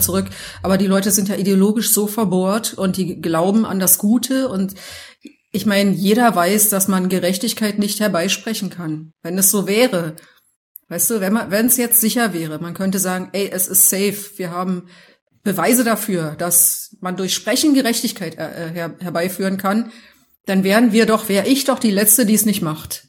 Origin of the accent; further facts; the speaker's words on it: Berlin, Germany; now in Munich, Germany; ich bin aus Berlin